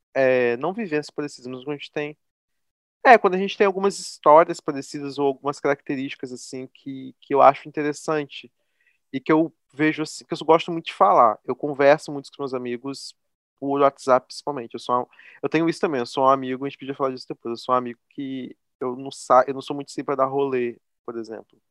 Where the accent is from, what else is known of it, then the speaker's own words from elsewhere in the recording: interior of Rio de Janeiro state, Brazil; Eu não sou carioca, sou fluminense do interior